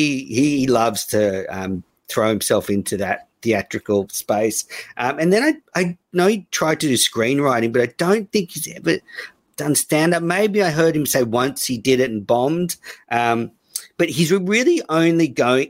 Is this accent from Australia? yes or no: yes; Australia; I'm Australian